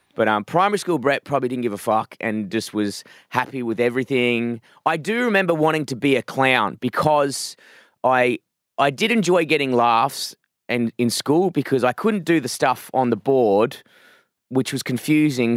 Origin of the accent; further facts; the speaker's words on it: Perth, Western Australia, Australia; moved away as an adult; now in Melbourne, Australia; I grew up in a, a s, like a, a small town, I wouldn't say town, a small suburb, like a very suburban town called Forest Field, um, which is kind of inland from Perth